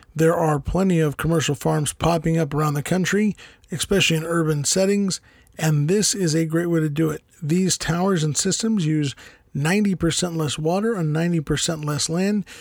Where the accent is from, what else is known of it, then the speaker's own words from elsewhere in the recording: United States; we Americans